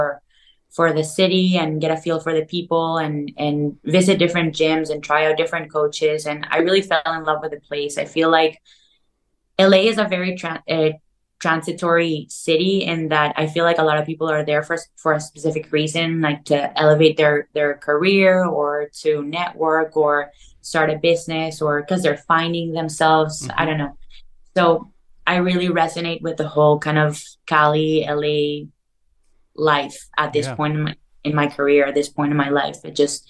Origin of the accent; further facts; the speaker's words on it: Caracas, Capital District, Venezuela; moved away as an adult; now in Los Angeles, United States; I grew up in Caracas, Venezuela, South America.